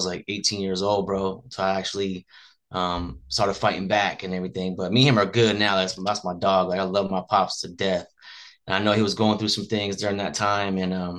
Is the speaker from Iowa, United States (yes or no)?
no; Las Vegas, Nevada, United States; I was born and raised in Las Vegas